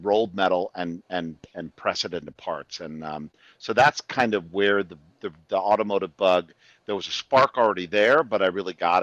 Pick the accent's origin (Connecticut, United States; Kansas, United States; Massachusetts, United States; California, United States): Connecticut, United States; also born or lived in Washington, D.C. area; now in Austin, United States; I grew up in Connecticut